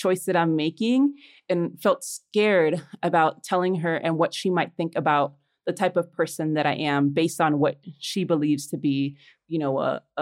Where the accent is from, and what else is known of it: Chicago, Illinois, United States; born or raised there; also born or lived in Los Angeles, United States; now in Mexico City, Mexico